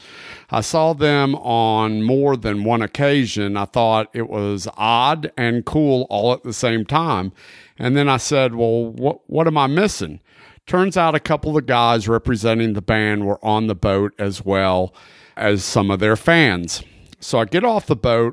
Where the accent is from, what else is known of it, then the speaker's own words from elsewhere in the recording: Pensacola, Florida, United States; I grew up in Pensacola